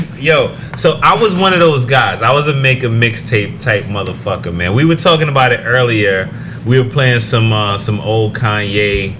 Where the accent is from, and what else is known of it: Oakland, California, United States